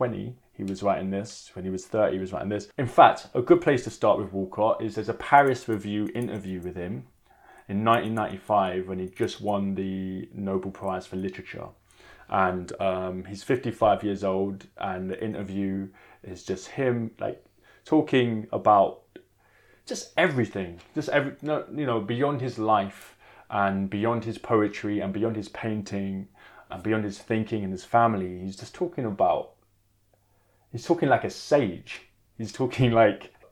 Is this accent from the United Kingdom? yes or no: yes; London, United Kingdom; also born or lived in Jamaica; I'm from Hackney in East London. I'm half Jamaican and British